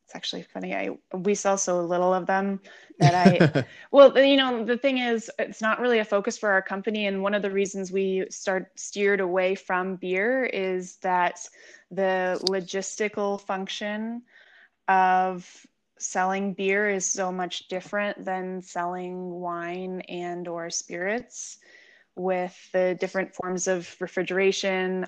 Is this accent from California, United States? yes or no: yes; San Diego, California, United States; also born or lived in Los Angeles; I was born in the Los Angeles area, but I've lived in San Diego since I was six, so I would consider myself a San Diegan for sure